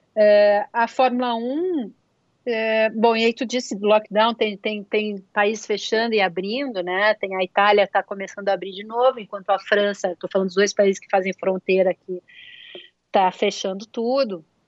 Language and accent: Portuguese; Brazil; moved away; eu sou do Brasil